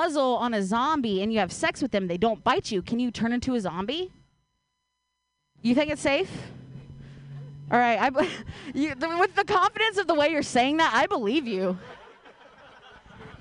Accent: Ohio, United States; now in Bay Area, United States; I grew up in Ohio

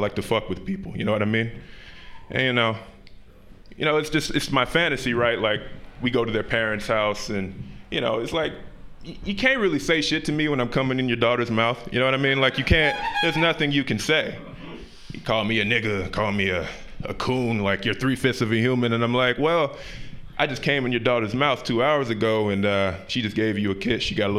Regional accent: Utah, United States; I'm from Utah.

